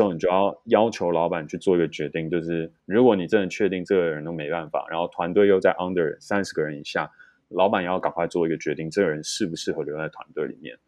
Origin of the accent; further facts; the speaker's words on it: Taiwan; 我们台湾人太不把压力当一回事